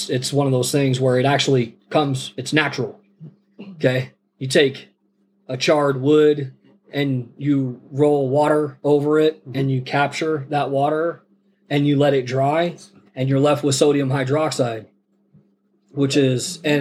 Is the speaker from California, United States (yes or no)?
yes; Sacramento, California, United States; moved away as an adult; also born or lived in Laramie, Wyoming; now in Klamath Falls, United States; I was born in Laramie, Wyoming, and then we stayed there for the first 2 years of my life, and then we moved to Sacramento